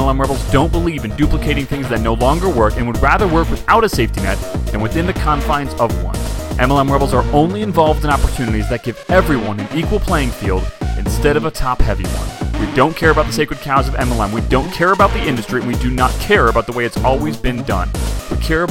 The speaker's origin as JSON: {"language": "English", "town": "Chicago", "region": "Illinois", "country": "United States", "tie": "born or raised there", "moved": "yes", "lives_now": "California, United States", "said": "I grew up in Chicago"}